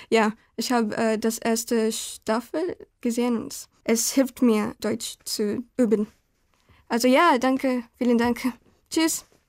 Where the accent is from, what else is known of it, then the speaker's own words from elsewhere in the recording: Guatemala; German is a second language; also born or lived in Bahrain; now in Germany; ich bin guatemaltekisch